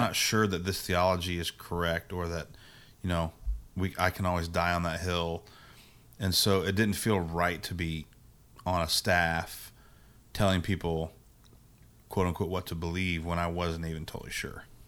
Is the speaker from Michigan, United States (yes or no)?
no; Indiana, United States; also born or lived in Virginia; I grew up in Indiana